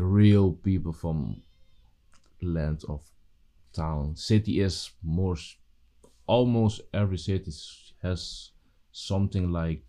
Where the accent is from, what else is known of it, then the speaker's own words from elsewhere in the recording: Curaçao; moved away; Okay, I will introduce myself. … I'm from Curaçao. I'm 29. This year will be 30.